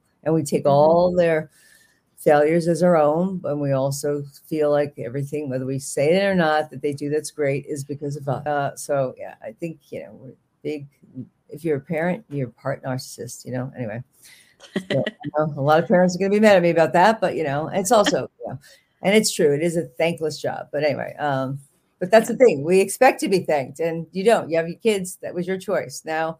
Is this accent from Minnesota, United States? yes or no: no; New York, United States; accent: Bronx; I was living in Manhattan, which my accent comes out a little bit, but I had a very heavy Bronx accent that I lost in Manhattan